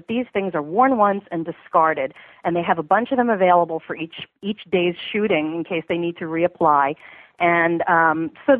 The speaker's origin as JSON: {"language": "English", "region": "New York", "country": "United States", "moved": "yes", "said": "I'm a New Yorker. I'm from New York originally"}